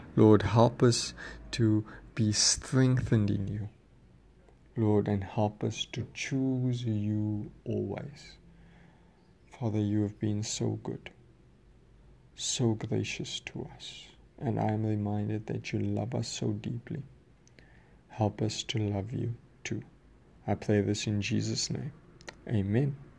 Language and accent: English; South Africa; I'm, I'm from South Africa